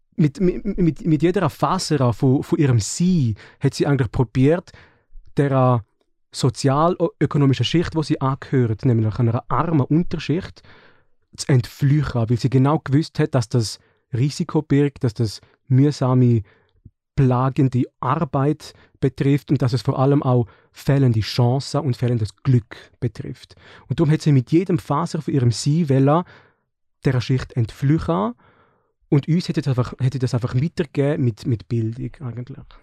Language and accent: German; Switzerland; bei den Schweizer und Schweizerinnen, wo ich aufgewachsen bin